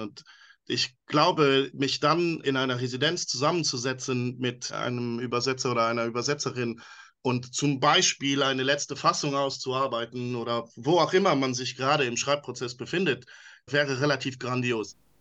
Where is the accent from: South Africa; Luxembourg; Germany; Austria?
Luxembourg; first language Luxembourgish; German is a second language; Meine Muttersprache ist Luxemburgisch, da meine Mutter ja aus Luxemburg stammt